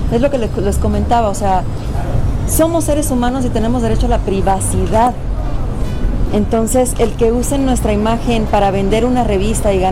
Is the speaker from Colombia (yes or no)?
no; Mexico; Soy mexicana y me considero mexicana y no por nacer en otro lugar